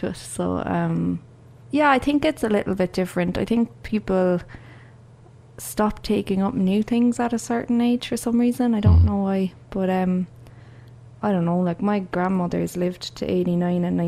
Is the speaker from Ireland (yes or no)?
yes; Cork, Munster, Ireland; moved away; I grew up in Cork and I went to UCC, and my parents are from Cork